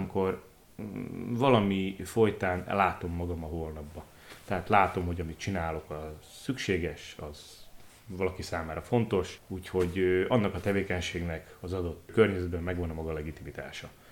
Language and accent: Hungarian; Košice, Košice Region, Slovakia; also born or lived in Bodrogköz / Kiskövesd; kassán folytatták. Ennek hozadékaként én már ott születtem